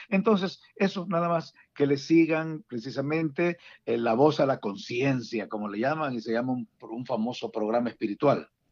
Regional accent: San Salvador, El Salvador; moved away as an adult; also born or lived in Dallas Fort Worth, Texas / Houston, Texas; now in Washington metropolitan area, United States; yo soy originario de El Salvador, originario de San Salvador

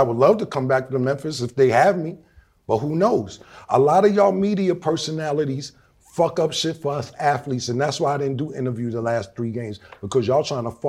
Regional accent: Canada; That's how I walk around. I'm from Canada.

